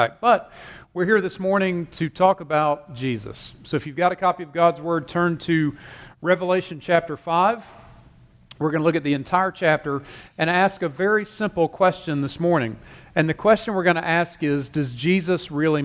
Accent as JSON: {"language": "English", "town": "Taylors", "region": "South Carolina", "country": "United States", "tie": "born or raised there", "also_born_or_lived": "Louisville, Kentucky", "moved": "as an adult", "said": "I grew up here. I grew up in Taylor's, just basically across Wade Hampton at First Baptist."}